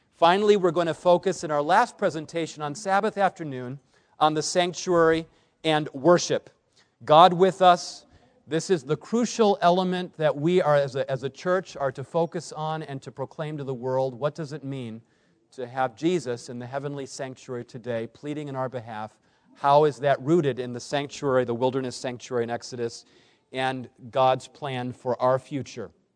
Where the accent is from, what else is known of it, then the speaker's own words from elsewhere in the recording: Berrien Springs, Michigan, United States; I grew up in Berrien Springs, Michigan, right across the lake from Chicago